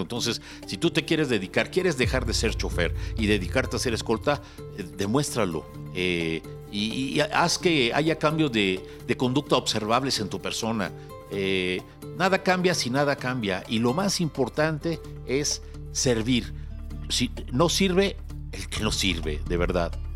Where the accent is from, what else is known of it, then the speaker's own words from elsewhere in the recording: Mexico City, Mexico; Yo, yo de la Moctezuma